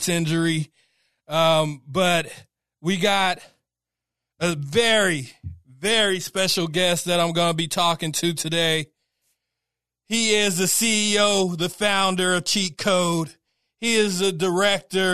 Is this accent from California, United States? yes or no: yes; Sacramento, California, United States; I'm from the Strawberry Manors, man, right outside of DPH